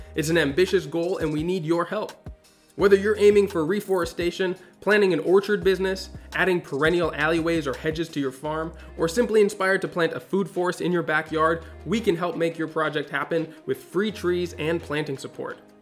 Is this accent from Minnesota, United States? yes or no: yes; Minnesota, United States; growing up in Minnesota with like six months of winter